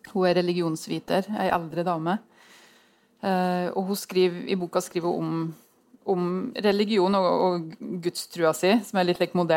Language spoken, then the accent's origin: Norwegian; Innlandet, Norway; Eh, og i Gudbrandsdalen, der jeg kommer fra, så vet jeg at det tror jeg er vanskeligere der enn på Sagen, altså.